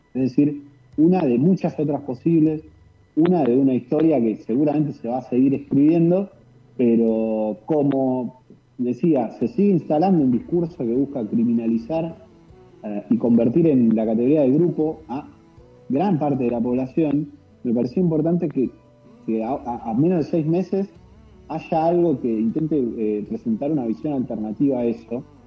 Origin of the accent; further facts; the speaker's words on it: Buenos Aires, Argentina; now in Chubut, Argentina; yo soy de Buenos Aires, sí. yo en realidad nací en Buenos Aires, estoy viviendo acá